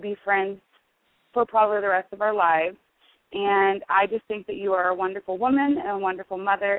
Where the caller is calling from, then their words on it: Nebraska, United States; I'm calling from Nebraska.